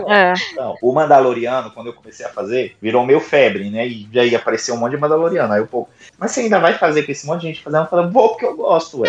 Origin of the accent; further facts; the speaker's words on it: Brazil; eu sou do Brasil